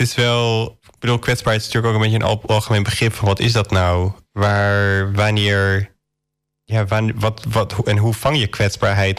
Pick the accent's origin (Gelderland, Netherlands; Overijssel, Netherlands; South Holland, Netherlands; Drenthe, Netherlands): Drenthe, Netherlands; born or raised there